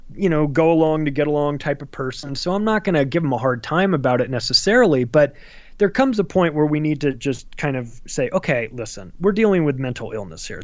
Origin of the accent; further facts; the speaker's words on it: Palm Springs, California, United States; I grew up in Palm Springs, California, huge gay community